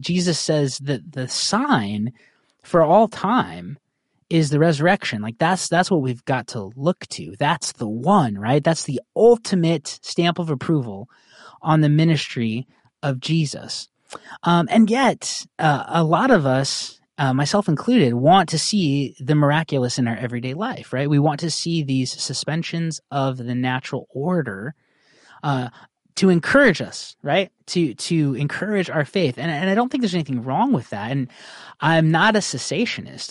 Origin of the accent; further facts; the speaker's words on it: United States; I'm an American